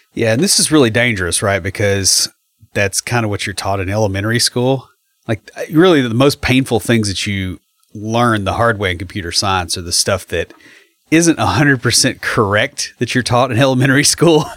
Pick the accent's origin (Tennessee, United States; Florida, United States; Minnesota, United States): Tennessee, United States; McMinnville; I grew up in McMinnville, so I'm, you know, I grew up seventy miles southeast of here.